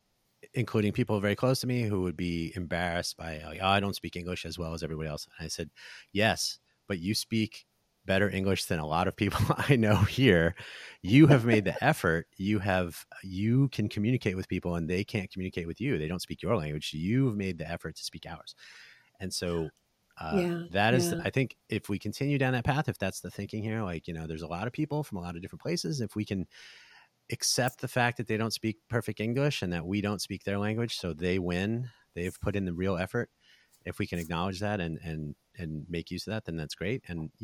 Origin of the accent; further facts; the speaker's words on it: New Jersey, United States; now in Las Vegas, United States; I'm from New Jersey, so I think some of my family was out here for that.